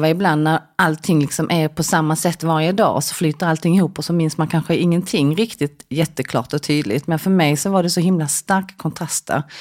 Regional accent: South Korea; now in Sweden; när jag växte upp i Korea då åt ju vi, ja, men till frukost till exempel så åt man en skål med ris

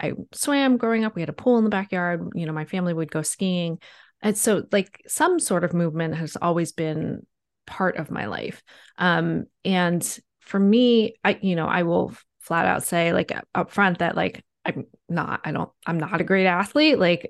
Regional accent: East Coast, United States; So I grew up in on the East Coast of the United States, and you know, grew up playing sports

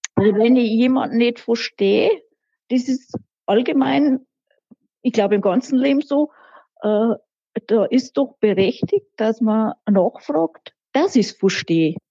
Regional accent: Rinchnach, Bavaria, Germany; accent: Lower Bavarian; also born or lived in Munich; bei uns in der Gegend, also da wo ich aufgewachsen bin

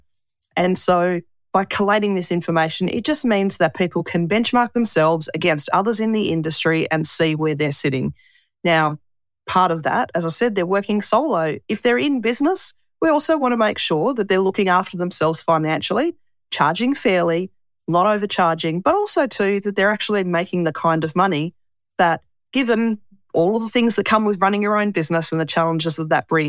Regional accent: Tasmania, Australia; moved away as an adult; I come from Tasmania

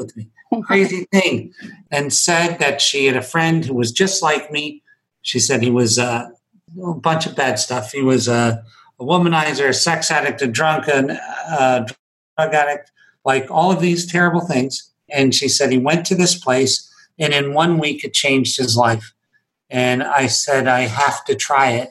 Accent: Scranton, Pennsylvania, United States; I was born in Scranton, Pennsylvania.

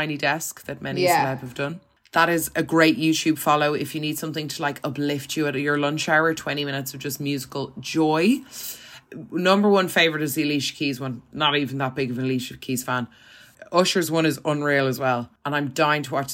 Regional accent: Ireland; moved away; coming from Ireland where it's like a small country in the grand scheme of things

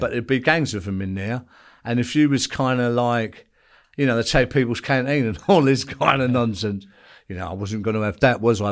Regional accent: London, United Kingdom; also born or lived in Belfast; I went back to East London, which is, which is where I grew up in Bethnal Green

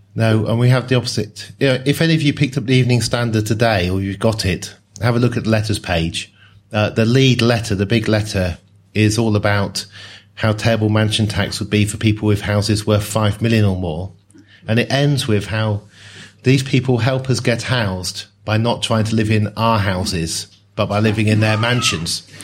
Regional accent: Oxford, South East England, United Kingdom; also born or lived in Newcastle / Sheffield; I grew up in Oxford

